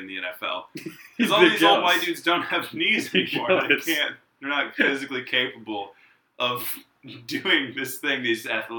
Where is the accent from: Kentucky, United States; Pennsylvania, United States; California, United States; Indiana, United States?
Indiana, United States; I'm from Indiana.